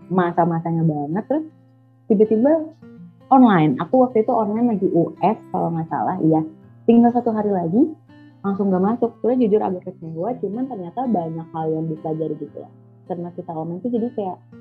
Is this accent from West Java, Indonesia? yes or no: no; Jakarta, Indonesia; moved away; aku kan orang Jakarta dan biasanya tuh ngomong gua lu